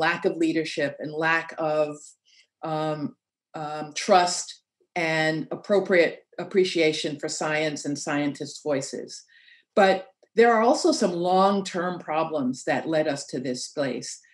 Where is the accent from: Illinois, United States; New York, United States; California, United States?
New York, United States; New York City; I'm from Queens Village.